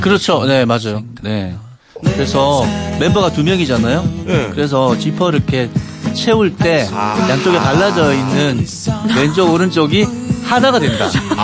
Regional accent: Daegu, South Korea; accent: Gyeongbuk; moved away; also born or lived in Seoul; 대구가 제 고향이거든요.

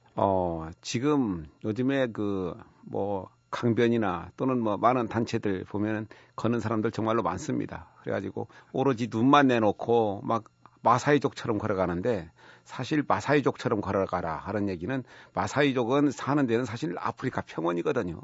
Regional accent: near the source of the Seomjin River, North Jeolla, South Korea; 제가 섬진강 유역 예, 발원지 근처에서 나고 자랐었거든요.

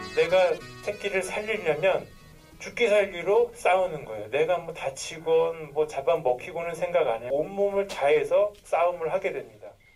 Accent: South Korea

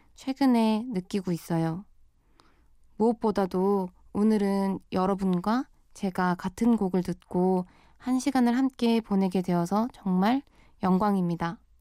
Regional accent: Busan, South Korea; moved away as an adult; now in Seoul, South Korea; 저는 부산 출생이에요. 학교 때문에 스무 살부터 서울로 올라와서 자취 생활을 쭉 해오고 있답니다.

